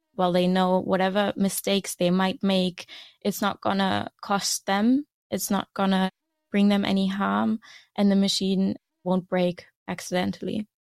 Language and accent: English; Germany; moved away as an adult; now in Aarhus, Denmark; I am originally from Germany, and I moved to Denmark to study